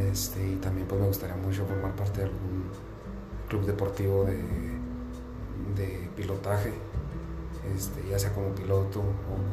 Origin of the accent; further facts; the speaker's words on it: Chihuahua, Mexico; now in Cananea, Mexico; vengo de otro estado, vengo del estado de Chihuahua y pues ahorita estoy aquí en Sonora, en Cananea